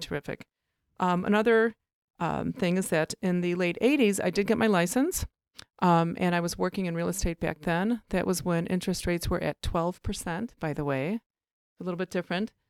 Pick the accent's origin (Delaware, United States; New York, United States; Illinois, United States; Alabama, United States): Illinois, United States; Oak Park; also born or lived in Chicago, Illinois; I grew up in Elmwood Park and Oak Park